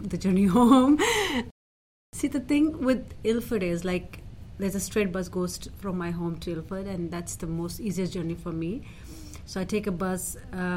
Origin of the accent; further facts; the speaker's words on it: Pakistan; now in London, United Kingdom; I'm from Pakistan